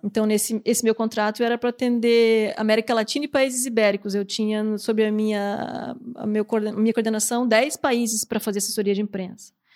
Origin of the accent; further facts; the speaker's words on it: Curitiba, Paraná, Brazil; moved away as an adult; also born or lived in Florianópolis; nasci em Florianópolis e acabei indo pra Curitiba com seis anos de idade.